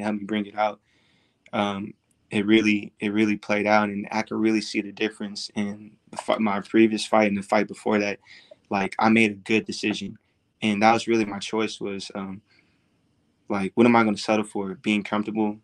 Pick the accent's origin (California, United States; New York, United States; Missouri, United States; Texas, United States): Texas, United States; now in Las Vegas, United States; I'm from Texas. I was born and raised in Texas